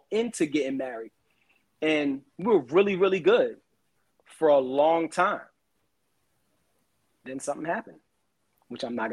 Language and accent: English; Brooklyn, New York, United States; I'm from Brooklyn. I did it the other way.